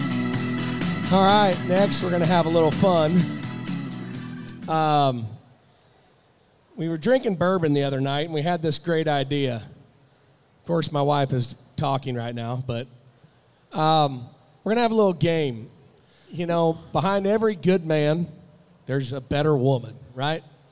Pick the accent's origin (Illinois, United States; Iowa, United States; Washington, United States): Iowa, United States; Sidney; my hometown, Sydney, Iowa